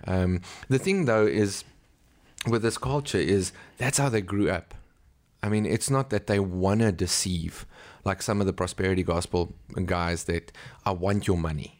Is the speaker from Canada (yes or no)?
no; South Africa; I'm from South Africa.